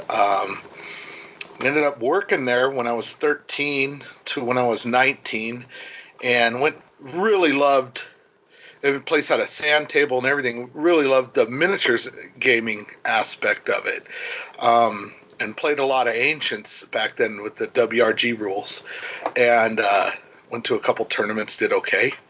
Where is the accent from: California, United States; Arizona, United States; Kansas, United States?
California, United States; Ventura; I grew up in Ventura in California